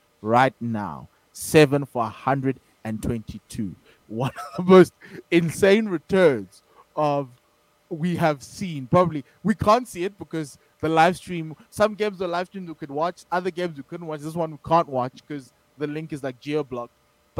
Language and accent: English; South Africa; as a South African fan, and all the South African fans are there, they're happy with the win.